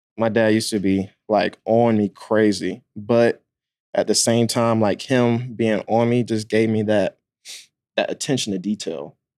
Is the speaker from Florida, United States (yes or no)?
no; Atlanta, Georgia, United States; I pretty much grew up, like, right outside of Atlanta